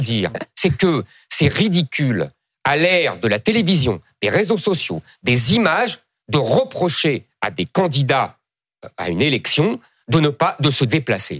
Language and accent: French; France; je ne suis pas italien, je suis français